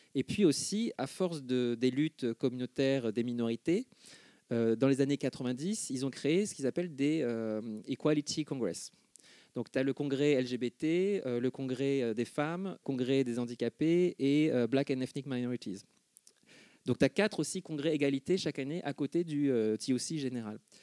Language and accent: French; Argenteuil, Île-de-France, France; J'ai grandi à Argenteuil, en gros. Hein, je suis né à puis vers 7 ans, on a déménagé à Argenteuil